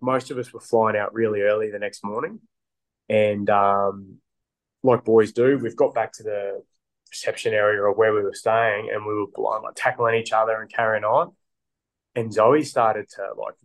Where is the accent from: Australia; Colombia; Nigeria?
Australia